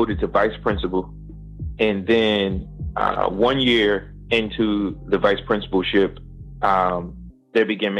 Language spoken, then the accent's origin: English; Paterson, New Jersey, United States; I'm from Paterson, New Jersey. I grew up from very humble beginnings